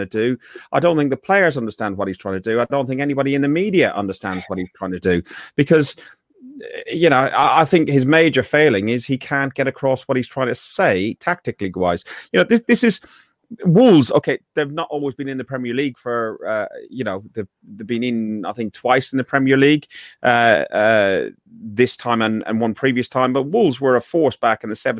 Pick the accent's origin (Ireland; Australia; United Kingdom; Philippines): Ireland; I'm Irish